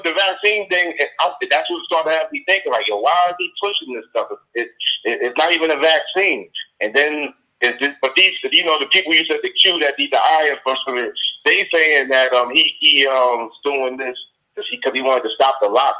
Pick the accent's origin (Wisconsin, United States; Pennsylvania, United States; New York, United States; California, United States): New York, United States; New York City; Yes, I'm from New York City.